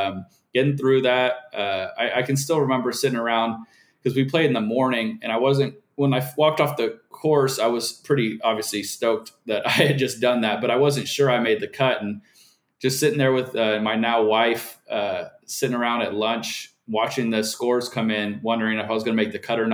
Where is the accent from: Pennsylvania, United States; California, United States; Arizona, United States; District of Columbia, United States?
Arizona, United States; Scottsdale; my hometown in Scottsdale, Arizona